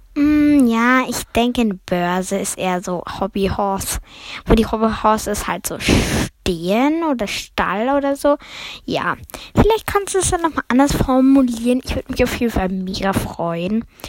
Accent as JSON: {"language": "German", "country": "Germany", "said": "ich spreche viel anderes Deutsch wahrscheinlich als Österreicher, weil ja, wir sind halt Deutsche"}